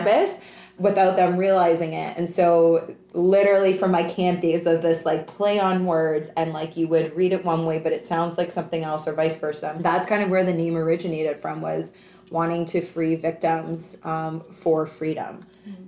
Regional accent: Canada; also born or lived in Hawaii / Vancouver / Australia; now in Toronto, Canada; Being Canadian, living in the United States of America

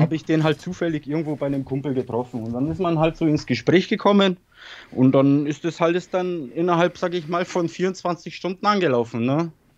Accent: Bavaria, Germany; German is a second language; moved away as an adult; also born or lived in Poland / Weißenfels; ich bin in Polen geboren und in ja. 92 nach Deutschland gekommen, so nach Bayern

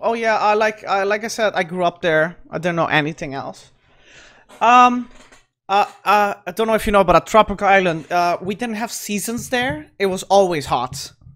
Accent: Aruba; also born or lived in Caracas, Venezuela; I actually grew up on that island.

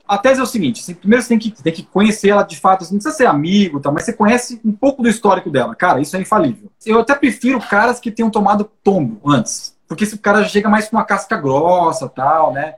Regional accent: Brazil; na nossa história como brasileiro

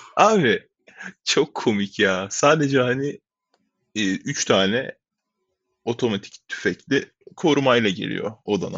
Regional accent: Hatay, Turkey; moved away as an adult; now in United States; Hatay'da büyüdüm

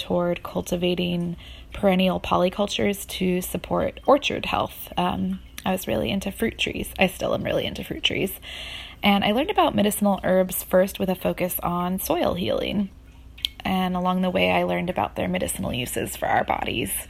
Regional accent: Hudson River Valley, New York, United States; I grew up rurally in the Hudson River Valley of New York State

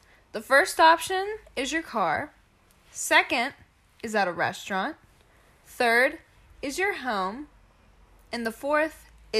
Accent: South Fayette, Pennsylvania, United States; I am from South Fayette, even though I really hate it there.

